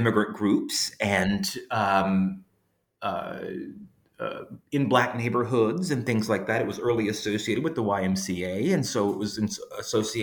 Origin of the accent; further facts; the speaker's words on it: Louisiana, United States; now in Georgia, United States; I grew up in Louisiana